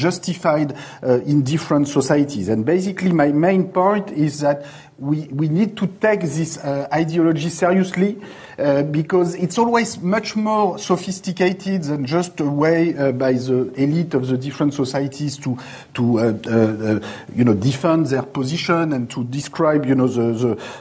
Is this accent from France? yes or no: yes; France; accent: French; English is a second language; my English is going to sound a lot like French